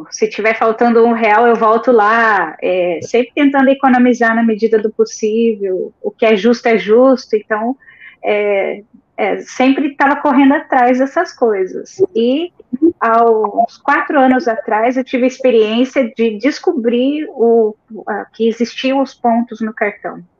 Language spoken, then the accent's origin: Portuguese; São José dos Pinhais, Paraná, Brazil; now in Blumenau, Brazil; já há quatro anos vivemos aqui, viemos do Paraná, de São José dos Pinhais.